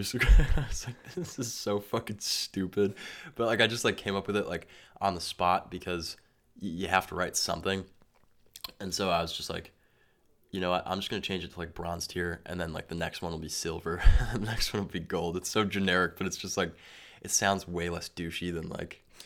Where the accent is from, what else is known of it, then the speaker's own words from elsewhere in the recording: Massachusetts, United States; I loved growing up in Massachusetts.